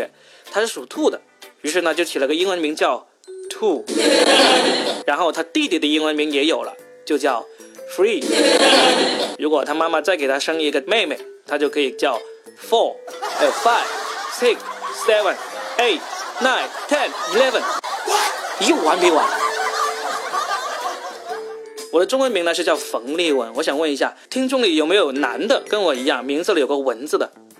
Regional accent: Guangdong, China; accent: Cantonese; 大家听我的口音可能听不出来我是广东人啊，但我以前的口音可是非常的广东人啊

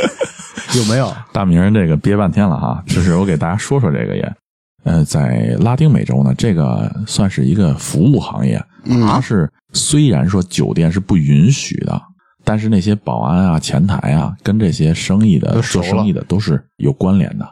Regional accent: China; 他看到的我就是中国人啊

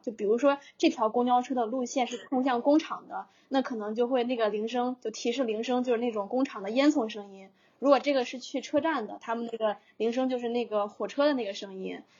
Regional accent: northern China, China; now in Shenzhen, China; 我是北方人

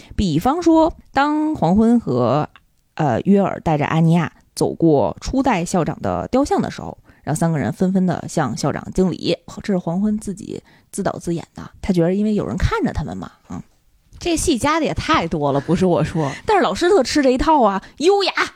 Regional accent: Beijing, China; 作为一个北京人。你有没有觉得自己特别有优越感？

